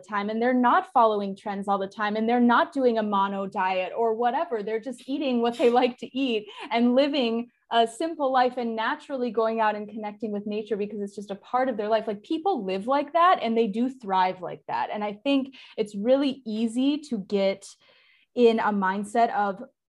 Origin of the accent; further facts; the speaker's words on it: Southern California near San Diego, United States; I grew up in Southern California near San Diego